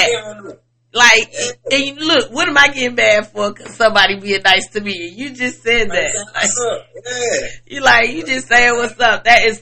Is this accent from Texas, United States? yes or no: no; Chicago, Illinois, United States; now in Atlanta, United States; I'm from Chicago